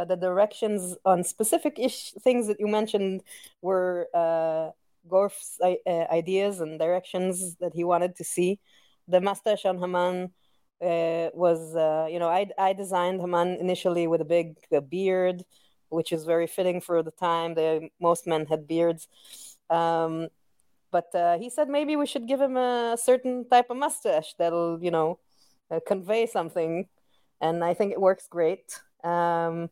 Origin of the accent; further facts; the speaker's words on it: Israel; My background growing up in Israel is, you know, it's funny, it's a mix of European, Disney, and anime